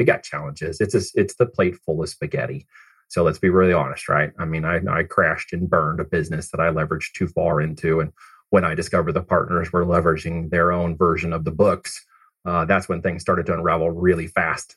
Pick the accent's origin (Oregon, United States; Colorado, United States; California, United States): Oregon, United States; also born or lived in Missouri; I actually came from Missouri, uh, but I ended up in Oregon and grew up there